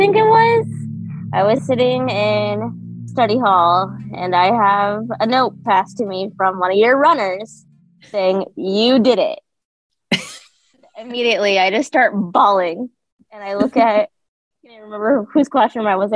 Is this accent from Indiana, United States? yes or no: yes; Plymouth, Indiana, United States; I grew up in Plymouth my whole life